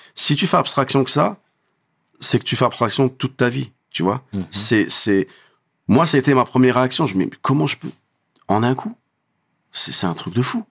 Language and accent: French; Creil, Hauts-de-France, France; je viens de Creil